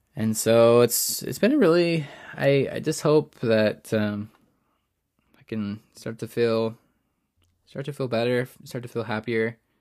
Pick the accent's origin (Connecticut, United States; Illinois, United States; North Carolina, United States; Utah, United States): Utah, United States; I've been growing up in Utah